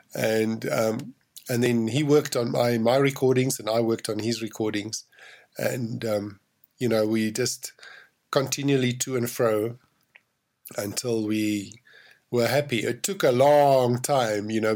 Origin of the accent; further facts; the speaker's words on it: South Africa; I'm from South Africa